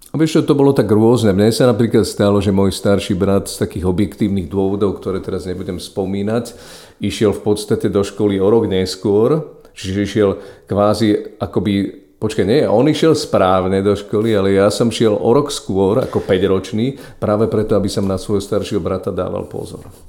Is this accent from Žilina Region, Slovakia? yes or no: no; Poprad, Prešov Region, Slovakia; na sídlisku, kde som vyrastal, to znamená v Poprade sídlisko Juh